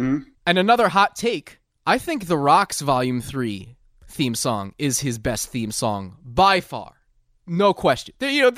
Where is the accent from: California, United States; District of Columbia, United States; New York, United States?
New York, United States; Long Island; I'm an Italian from Long Island